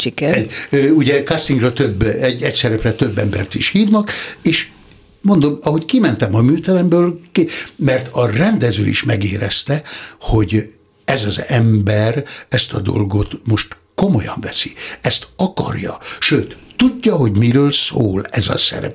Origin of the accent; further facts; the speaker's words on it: Nikla, Somogy, Hungary; Somi Tarnocán születtem, de négy éves koromtól már Niklán